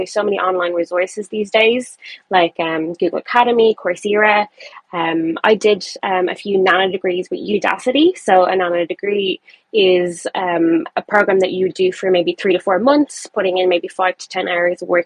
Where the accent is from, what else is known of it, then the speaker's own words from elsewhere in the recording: Ireland; I am from Ireland, and I'm currently based in Dublin.